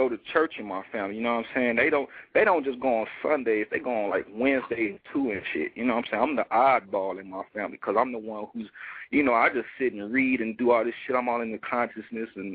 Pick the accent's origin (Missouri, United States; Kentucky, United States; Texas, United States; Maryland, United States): Missouri, United States; St. Louis; now in Denver, United States; I'm calling out of Denver, Colorado. I'm born and raised in St. Louis, Missouri.